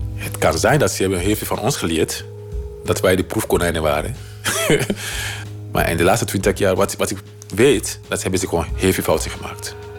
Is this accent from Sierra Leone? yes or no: yes; Sierra Leone; Dutch is a second language; moved away as an adult; now in Netherlands; ik kom uit Sierra Leone